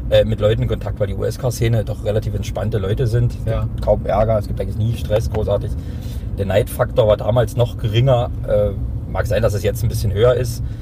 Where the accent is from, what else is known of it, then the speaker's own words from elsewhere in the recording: Hoyerswerda, Saxony, Germany; now in Dresden, Germany; Ich bin ja 99 aus Feuerswerda nach Dresden gezogen